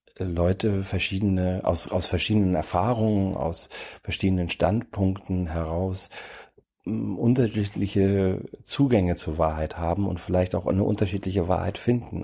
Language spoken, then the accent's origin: German; near the Danish border, Schleswig-Holstein, Germany; now in Berlin, Germany; Ich komme aus der Region in, an der dänischen Grenze in Schleswig-Holstein